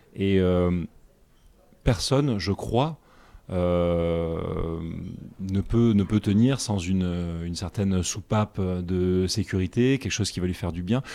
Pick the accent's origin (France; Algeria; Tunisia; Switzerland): France; Nîmes, Occitania; moved away; also born or lived in United States; J'ai grandi dans le, dans le sud de la France, je suis né à Nîmes